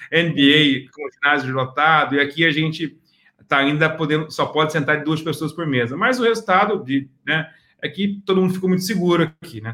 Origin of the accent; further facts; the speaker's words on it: Cuiabá, Mato Grosso, Brazil; moved away as an adult; also born or lived in United States / New Zealand; now in Singapore; Originalmente eu sou de Cuiabá, Mato Grosso, é onde é o estado do agronegócio do Brasil